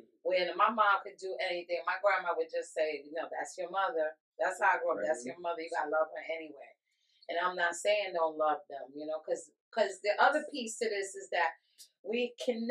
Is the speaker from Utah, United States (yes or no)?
no; New York, United States; now in Connecticut, United States; I'm from New York, but when I was growing up, there was heroin and there was crack.